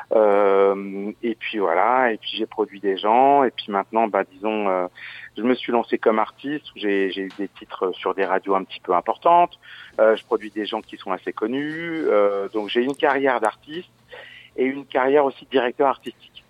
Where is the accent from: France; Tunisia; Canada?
France; Verdun, Grand Est; also born or lived in Audinville; je suis de Verdun, j'ai fait de la musique, j'étais à l'école de musique à Verdun.